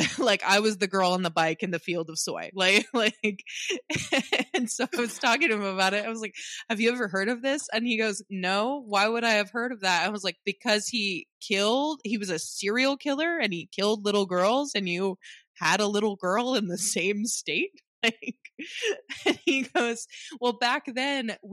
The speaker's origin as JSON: {"language": "English", "region": "Indiana", "country": "United States", "tie": "born or raised there", "moved": "yes", "lives_now": "Scotland", "said": "I'm from Indiana"}